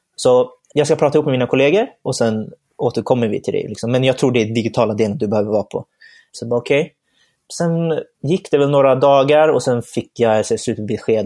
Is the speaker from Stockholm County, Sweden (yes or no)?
yes; Stockholm, Stockholm County, Sweden; jag är uppvuxen här i Stockholm, född och uppvuxen här